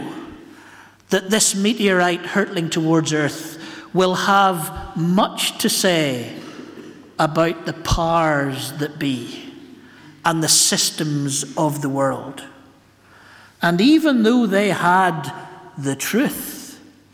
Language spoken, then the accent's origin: English; Ballymena, Northern Ireland, United Kingdom; I'm from Ballymena, where the shepherds are out in the fields and the ministers know their theology.